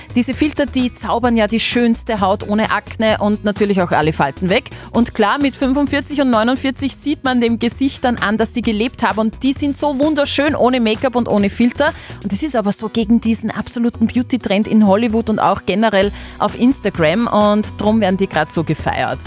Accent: Upper Austria, Austria; bei uns in Oberösterreich

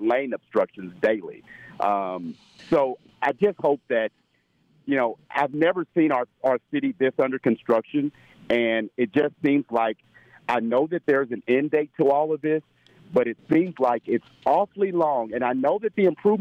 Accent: Indianapolis, Indiana, United States; also born or lived in California; I'm from Indianapolis, but I've lived in California before

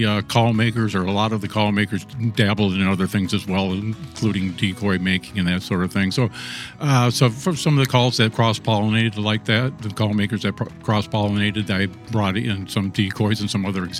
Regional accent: Minnesota, United States; also born or lived in Little Falls, United States / Mille Lacs, United States / St. Paul, United States; I was born in Little Falls, Minnesota, which is a small town in north central Minnesota. I didn't live there very long. My father was a printer by trade, so we moved around quite a bit.

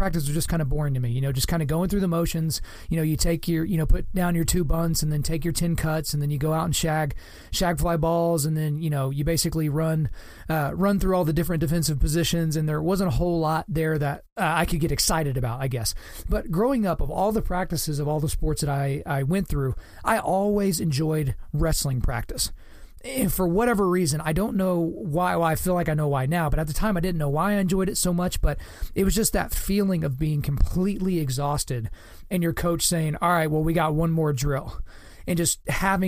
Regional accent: Lawton, Oklahoma, United States; Lawton, Oklahoma, my hometown

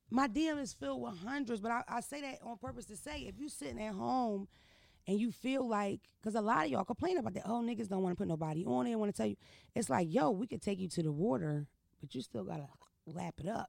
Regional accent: Philadelphia, Pennsylvania, United States; I'm from Philadelphia. I'm not from Baltimore. I'm not from New York City.

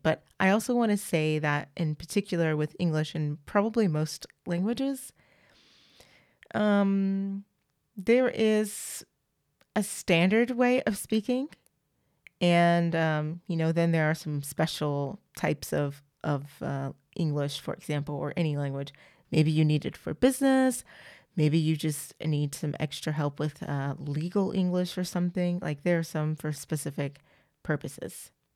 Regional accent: United States; accent: American; also born or lived in France; I'm an American and I sound like one.

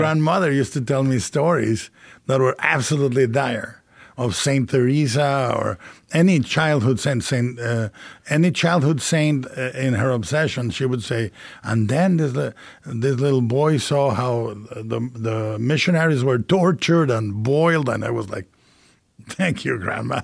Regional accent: Mexico; a Gothic cathedral called El Expiatorio, uh, in the middle of my hometown.

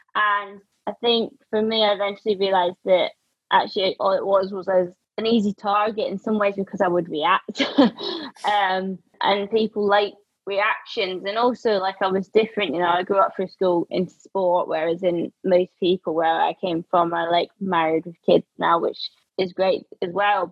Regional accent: Scotland, United Kingdom; moved away; being the only like scottish one at the team

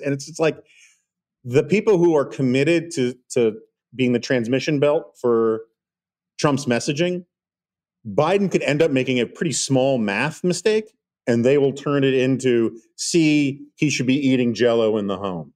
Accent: New York City, New York, United States; I grew up in New York City in the eighties

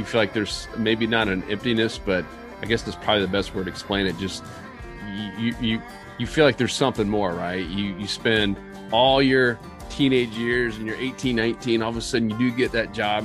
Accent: Tampa, Florida, United States; I was born in Tampa

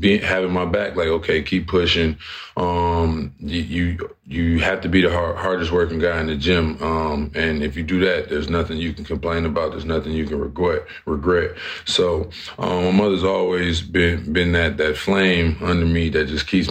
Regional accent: Flint, Michigan, United States; my hometown of Flint, Michigan

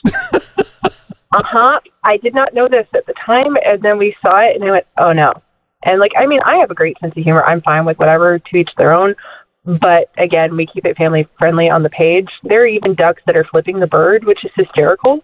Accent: Orillia, Ontario, Canada; also born or lived in Alabama; I'm from Ontario, Canada, but I went to school at Auburn

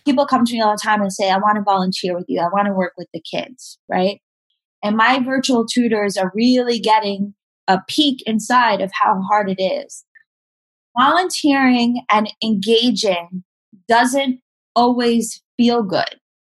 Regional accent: New York City, New York, United States; I grew up in Staten Island um, and the South Shore

